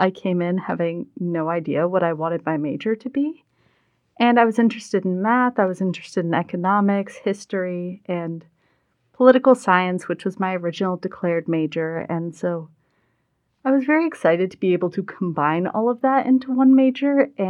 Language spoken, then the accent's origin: English; Westport, Massachusetts, United States; also born or lived in Rhode Island / Illinois / Vermont; I am from Westport, Massachusetts, but I've also lived in Rhode Island, Illinois, Vermont, etc.